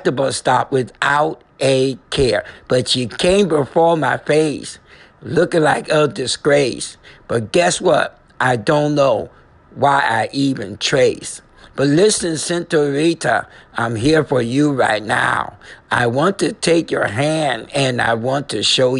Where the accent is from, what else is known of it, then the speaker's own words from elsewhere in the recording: New Haven, Connecticut, United States; I'm from Connecticut, New Haven, Handham region.